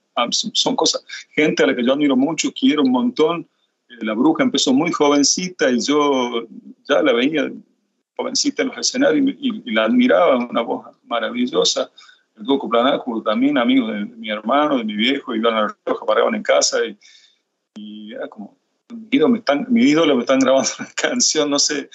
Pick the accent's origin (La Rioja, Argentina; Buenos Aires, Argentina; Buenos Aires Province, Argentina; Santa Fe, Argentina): La Rioja, Argentina; la capital donde yo nací